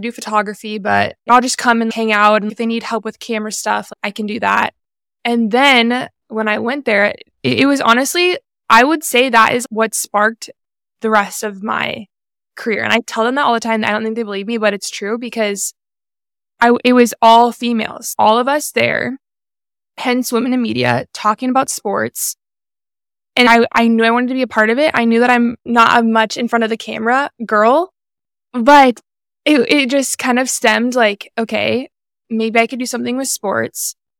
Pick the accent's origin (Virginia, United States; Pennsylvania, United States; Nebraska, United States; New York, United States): Nebraska, United States; Lincoln; moved away as an adult; also born or lived in Omaha, Nebraska; now in Kansas City, United States; I'm 24. I'm from Lincoln, Nebraska.